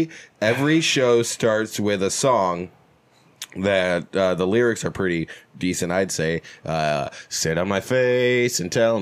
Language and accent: English; Holland, Michigan, United States; oh, shit, you're coming to my hometown. He goes, oh, you're from Holland? I said, yes, sir.